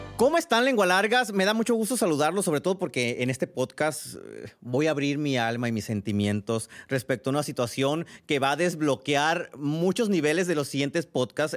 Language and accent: Spanish; Sinaloa, Mexico; now in San Diego, United States; Yo soy sinaloense